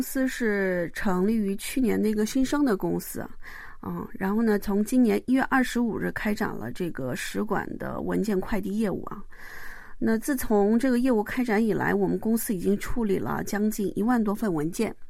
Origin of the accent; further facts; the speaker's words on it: Mudanjiang, Heilongjiang, China; born there; 然后呢，我出生在牡丹江，然后我的亲戚在吉林给我落户口的时候，把雷写成了雪字。